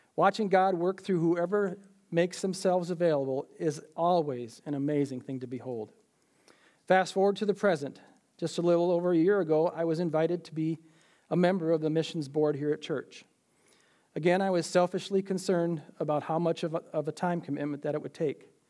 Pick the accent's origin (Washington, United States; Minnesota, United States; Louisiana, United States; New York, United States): Minnesota, United States; Minneapolis; I was born in Minneapolis in August of nineteen fifty-nine.